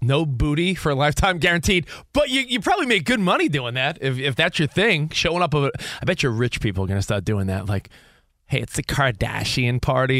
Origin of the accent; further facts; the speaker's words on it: New York, United States; now in Los Angeles, United States; I'm from New York.